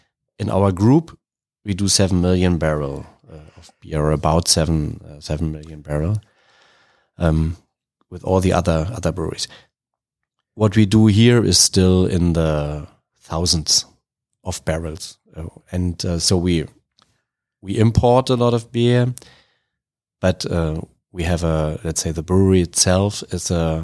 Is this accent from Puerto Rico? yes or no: no; Berlin, Germany; moved away as an adult; now in Charlotte, United States; So I'm from Berlin.